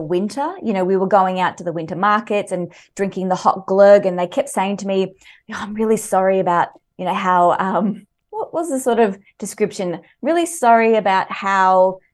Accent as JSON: {"language": "English", "area": "Mornington Peninsula", "region": "Victoria", "country": "Australia", "tie": "born or raised there", "also_born_or_lived": "Sweden", "said": "I grew up on the Mornington Peninsula, so there's a lot to love there here in Victoria"}